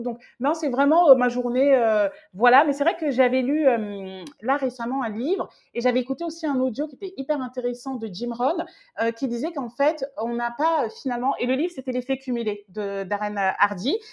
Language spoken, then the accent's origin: French; France; quand on est français